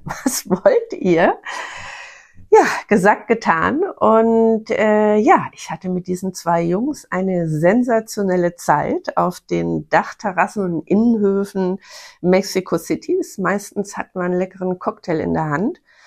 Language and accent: German; Bavarian Forest, Germany; Ich komme aus dem Bayerischen Wald